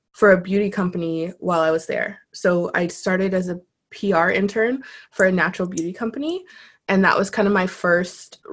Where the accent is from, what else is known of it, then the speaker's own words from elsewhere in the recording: Ottawa, Ontario, Canada; moved away; also born or lived in Tokyo; I was born and raised in Ottawa.